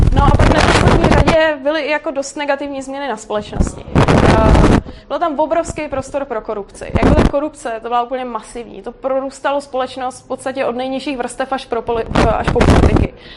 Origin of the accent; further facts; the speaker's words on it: Prague, Czechia; já nejsem z Brna, já jsem z Prahy